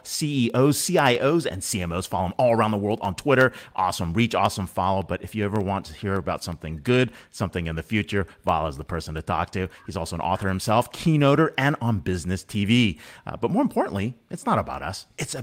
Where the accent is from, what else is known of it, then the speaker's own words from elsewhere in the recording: Allentown, Pennsylvania, United States; I grew up in Allentown, Pennsylvania